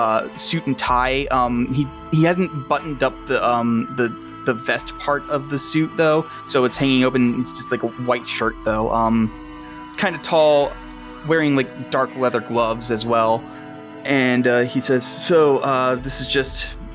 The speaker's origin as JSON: {"language": "English", "town": "Houston", "region": "Texas", "country": "United States", "said": "No, I'm not. I'm from Houston."}